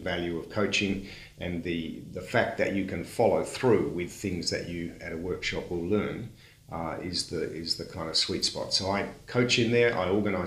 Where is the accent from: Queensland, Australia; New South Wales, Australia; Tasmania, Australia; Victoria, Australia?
Tasmania, Australia; also born or lived in Adelaide; grew up in Tasmania. And so I culturally identify as Tasmanian.